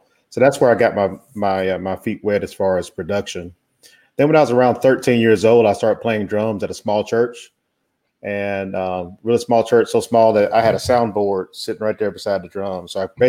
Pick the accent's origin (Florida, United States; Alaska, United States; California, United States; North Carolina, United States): North Carolina, United States; Winston-Salem; moved away as an adult; now in Atlanta, United States